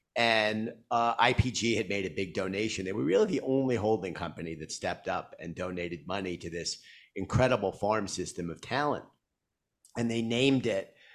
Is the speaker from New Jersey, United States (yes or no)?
no; New York City, New York, United States; I grew up in Queens and when I was going to school